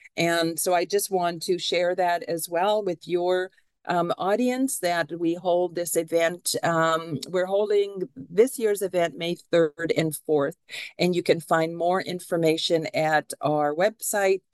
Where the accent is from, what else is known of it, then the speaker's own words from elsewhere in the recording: Canada; now in Seattle, United States; I am a Canadian citizen